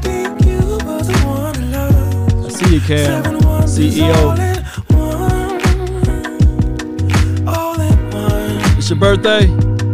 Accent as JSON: {"language": "English", "town": "Natchez", "region": "Mississippi", "country": "United States", "tie": "born or raised there", "said": "Natchez, Mississippi. That's my hometown"}